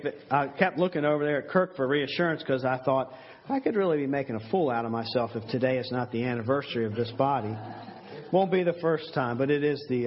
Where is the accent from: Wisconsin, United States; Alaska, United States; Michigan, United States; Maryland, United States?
Maryland, United States; now in Nottoway County, United States; I've actually lived here longer now than I did where I was brought up in Maryland